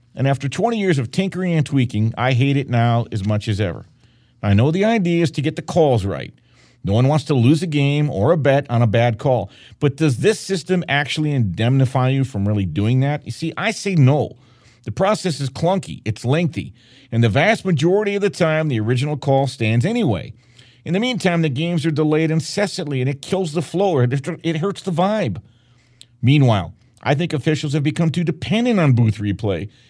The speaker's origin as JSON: {"language": "English", "town": "Detroit", "region": "Michigan", "country": "United States", "tie": "born or raised there", "moved": "yes", "lives_now": "Las Vegas, United States", "said": "my hometown of Detroit, where I covered the Lions for ten years"}